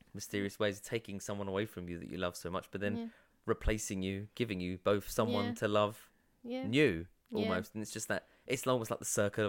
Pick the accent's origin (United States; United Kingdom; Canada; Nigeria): United Kingdom; London; I'm from South London, love.